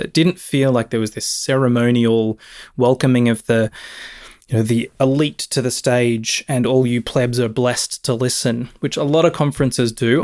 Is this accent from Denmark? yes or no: no; Australia; moved away; to my home country and hang out with my family who I haven't seen for three bloody years